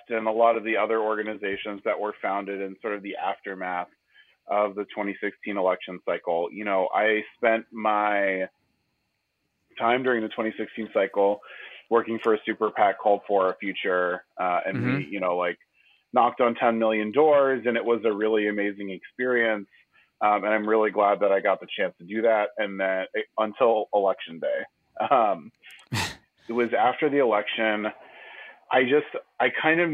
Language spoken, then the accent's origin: English; Houston, Texas, United States; growing up in Houston